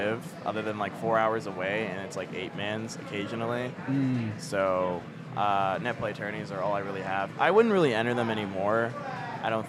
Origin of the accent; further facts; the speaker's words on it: South Florida, United States; moved away as an adult; now in North Carolina, United States; I'm originally from South Florida. For about a year or so, I've been in North Carolina.